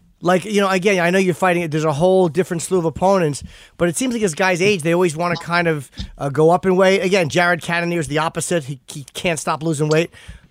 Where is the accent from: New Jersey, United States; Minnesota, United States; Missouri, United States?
New Jersey, United States; North Brunswick; moved away; I live here now, but I grew up in North Brunswick.